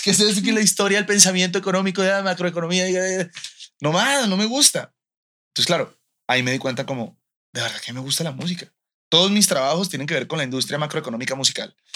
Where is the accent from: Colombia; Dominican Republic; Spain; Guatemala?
Colombia; moved away as an adult; also born or lived in United States; now in Mexico; hace poco me mudé a, México desde Colombia